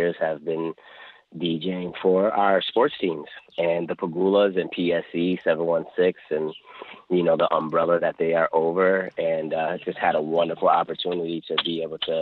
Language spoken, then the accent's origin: English; Buffalo, New York, United States; Grew up on the west side of Buffalo on Norwood Avenue